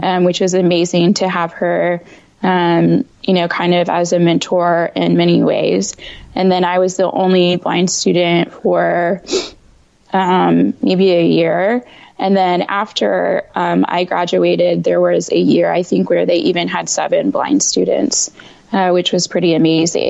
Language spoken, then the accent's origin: English; Indiana, United States; moved away as an adult; now in Washington, D.C. metro area, United States; I am based in the DC metro area, um, but I'm actually from Indiana